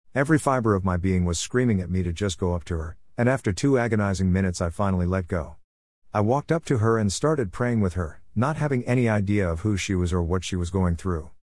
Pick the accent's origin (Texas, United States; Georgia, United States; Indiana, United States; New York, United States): Indiana, United States; Griffith; moved away as an adult; now in Champaign, United States; I moved to Champaign back in twenty fourteen from my hometown of Griffith, Indiana